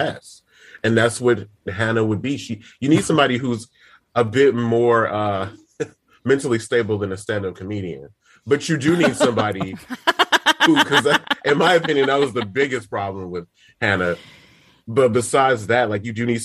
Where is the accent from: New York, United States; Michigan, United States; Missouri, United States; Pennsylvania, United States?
Michigan, United States; I'm from Michigan